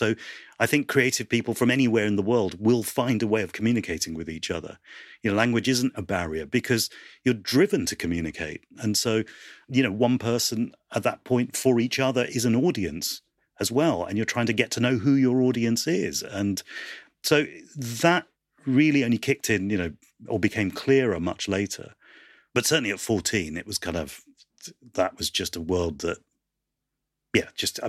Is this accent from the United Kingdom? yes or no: yes; United Kingdom; there was nobody out there that represented our experiences of being British and Asian.